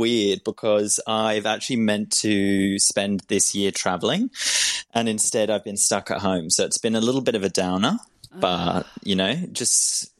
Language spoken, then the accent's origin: English; England, United Kingdom; I'm English, yeah. So it just depends who I speak to, though, because sometimes people think I sound really Aussie, and then other times fully English.